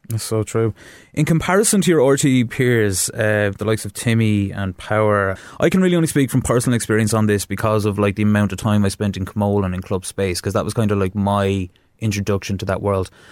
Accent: Wexford, Leinster, Ireland; I'm from Wexford town

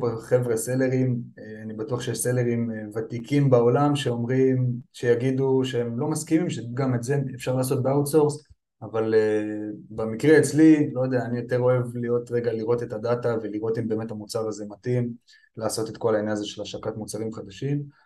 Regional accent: Petah Tikva, Central District, Israel; אני בן 36, נולדתי וגדלתי בפתח תקווה.

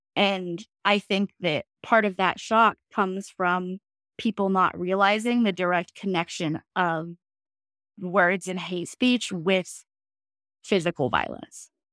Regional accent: right outside of downtown Denver, Colorado, United States; now in Fort Collins, United States; I grew up in Colorado, right outside of downtown Denver.

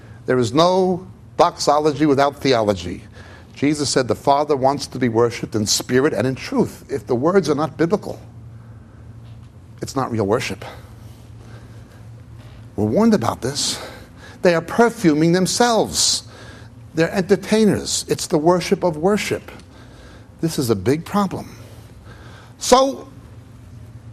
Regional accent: United States; also born or lived in Israel; now in England; I live mainly in England than in Israel, even though I was born in America.

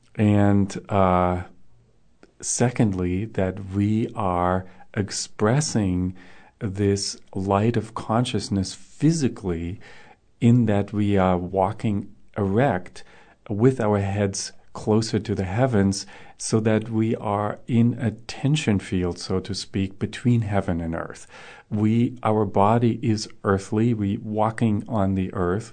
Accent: Germany; moved away; I grew up in Germany

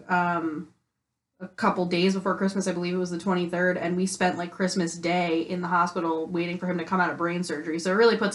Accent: East Coast, United States; but I'm uh, from I'm from the East Coast.

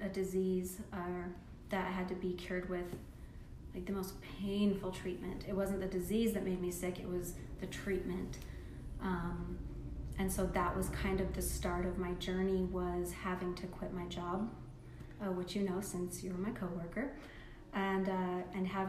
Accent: Salt Lake County, Utah, United States; we moved from Salt Lake County to Utah County

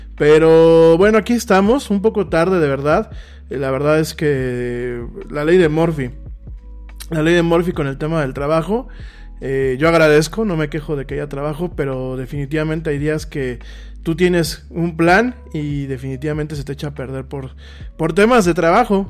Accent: Mexico

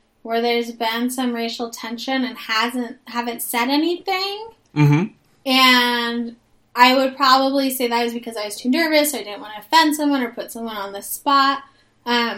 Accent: Bay Area, California, United States; I grew up in the Bay Area.

